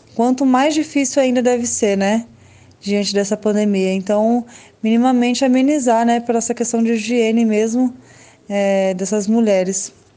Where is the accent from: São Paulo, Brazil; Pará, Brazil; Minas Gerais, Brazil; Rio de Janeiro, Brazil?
São Paulo, Brazil; aqui do meu bairro mesmo, na rua da, da minha casa, onde eu nasci e cresci, na Zona Leste